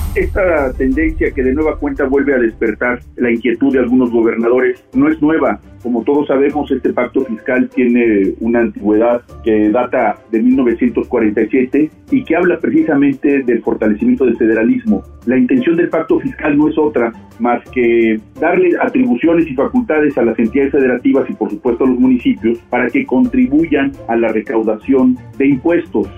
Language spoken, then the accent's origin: Spanish; Mexico; tenemos que unirnos como mexicanos